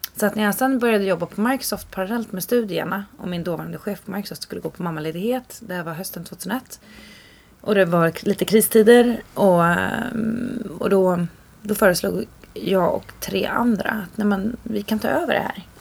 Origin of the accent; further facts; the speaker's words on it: Sollentuna, Stockholm County, Sweden; Och växte upp större delen av mitt liv i Sollentuna.